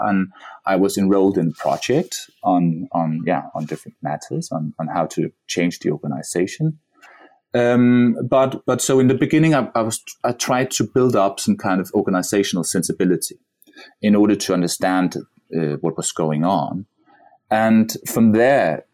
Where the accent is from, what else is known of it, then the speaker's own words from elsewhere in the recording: Denmark; my, my, my home country